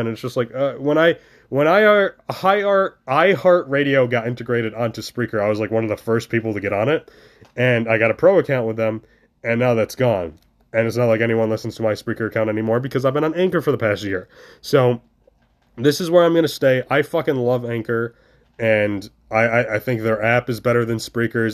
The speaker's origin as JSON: {"language": "English", "region": "New York", "country": "United States", "tie": "born or raised there", "moved": "as an adult", "lives_now": "Ohio, United States", "said": "I'm currently in New York State. I am back in my hometown"}